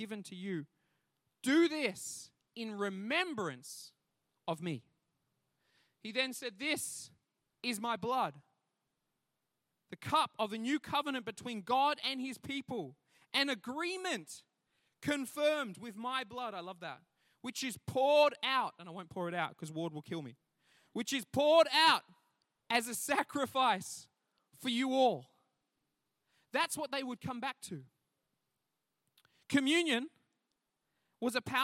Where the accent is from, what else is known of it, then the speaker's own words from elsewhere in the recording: the Whitsundays, North Queensland, Australia; I grew up in the North Queensland, in the Whitsundays